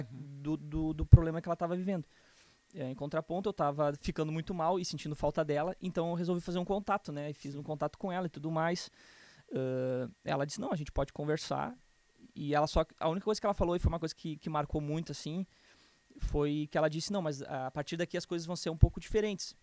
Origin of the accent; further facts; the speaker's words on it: Canoas, Rio Grande do Sul, Brazil; also born or lived in Porto Alegre / Novo Hamburgo; Eu vim de Porto Alegre, nasci em Porto Alegre, tá? Uh, mas, bom, vivi quase toda a minha vida em Canoas